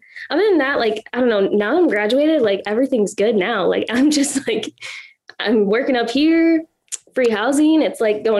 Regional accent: Minnesota, United States; we're from Minnesota, or I'm from mm-hmm. Minnesota.

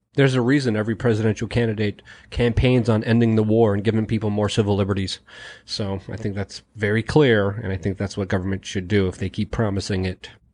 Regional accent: New York City, New York, United States; born or raised there

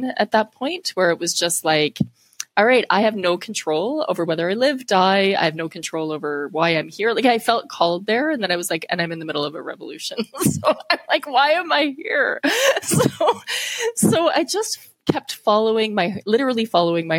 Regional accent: Canada; being Canadian. I was able to go back home with my passport and made it through the systems. So coming back to my hometown, which is where I live now

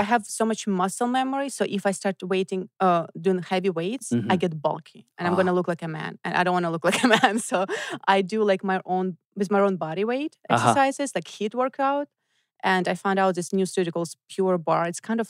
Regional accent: Voronezh, Voronezh Oblast, Russia; moved away; I grew up in Voronezh. It's southeast of Moscow, like 6 hour drive.

